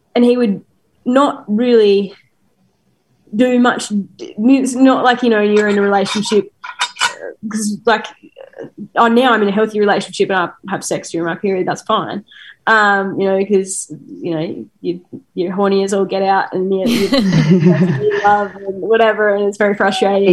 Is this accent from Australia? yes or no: yes; Australia